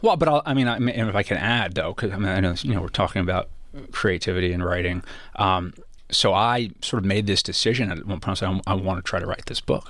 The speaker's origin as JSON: {"language": "English", "town": "Los Angeles", "region": "California", "country": "United States", "tie": "born or raised there", "said": "growing up in Los Angeles"}